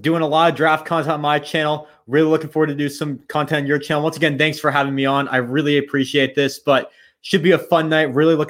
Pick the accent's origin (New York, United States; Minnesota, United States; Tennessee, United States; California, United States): California, United States; Oakland; whatever you want to call me. That's cool. I'm from Oakland, California, so Bay Area kid.